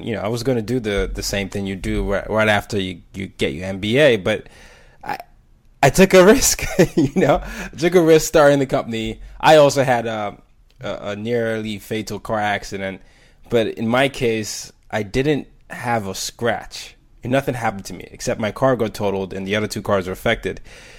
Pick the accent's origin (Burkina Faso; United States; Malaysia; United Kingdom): Burkina Faso; But growing up in Burkina Faso and picking up French and studying that, I found that that language, that dual understanding of learning another language and way someone connects, helped me connect with other people.